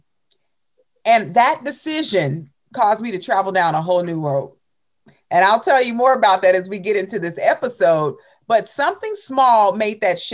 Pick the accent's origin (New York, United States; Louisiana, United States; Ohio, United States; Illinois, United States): Illinois, United States; Chicago; I grew up in Chicago, on the south side of Chicago